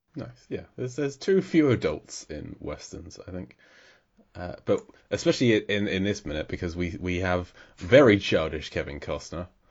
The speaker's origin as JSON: {"language": "English", "region": "England", "country": "United Kingdom", "said": "as an Englishman"}